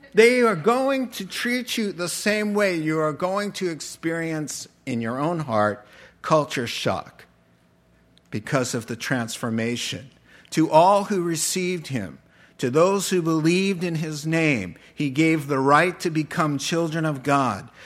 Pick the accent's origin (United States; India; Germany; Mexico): United States; moved away as an adult; also born or lived in Japan; we're from America